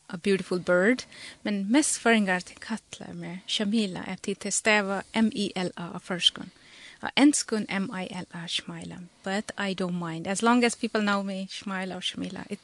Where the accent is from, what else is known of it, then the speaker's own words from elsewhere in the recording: Punjab, Pakistan; first language Punjabi; English is a second language; I come from Punjab and I speak Punjabi that's my mother language I speak at home and with my family.